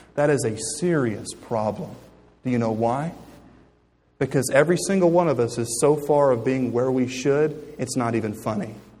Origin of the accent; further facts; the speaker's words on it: United States; I'm an American